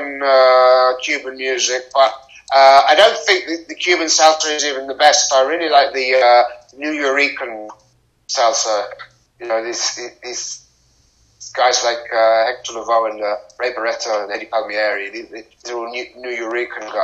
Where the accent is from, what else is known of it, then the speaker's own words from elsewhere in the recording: United Kingdom; in Britain, we're far away from the Americas. We're in Europe, and we have a lot of Caribbean and African people. And that's our culture